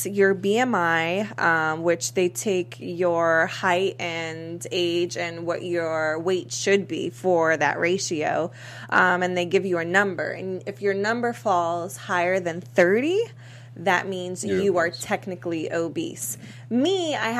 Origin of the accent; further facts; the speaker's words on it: East Coast, United States; now in Los Angeles, United States; being from the East Coast